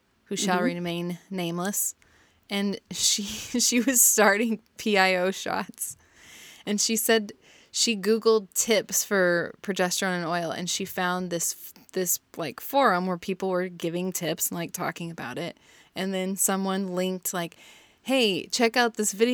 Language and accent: English; United States; I'm from Kansas, Missouri.